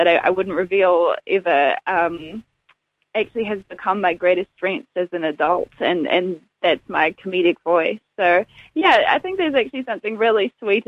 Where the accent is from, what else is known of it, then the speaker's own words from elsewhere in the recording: Dunedin, Otago, New Zealand; now in Auckland, New Zealand; Dunedin is so very much my hometown. And even though I live in Auckland now, I'm Dunedin. I'll always be from Dunedin.